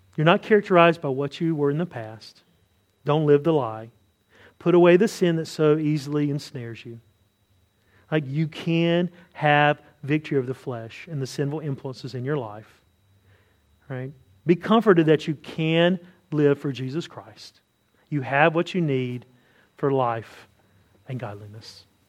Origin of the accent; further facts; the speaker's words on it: the South, United States; I say this as a Southerner